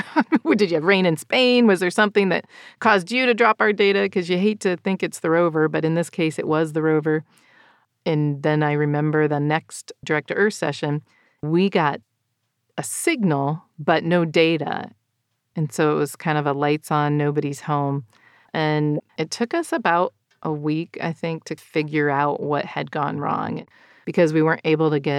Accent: Northwest Ohio, United States; moved away as an adult; also born or lived in Ukraine; I grew up in Ohio, and the winters are hard

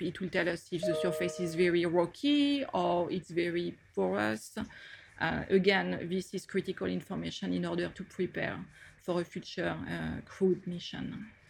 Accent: France; accent: French; moved away as an adult; now in United States; as you can get from my accent, I did all my studies in France

